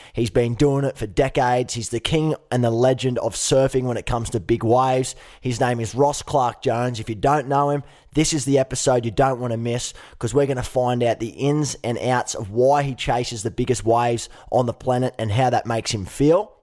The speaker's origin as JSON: {"language": "English", "town": "Gold Coast", "region": "Queensland", "country": "Australia", "tie": "born or raised there", "said": "I grew up on the Gold Coast"}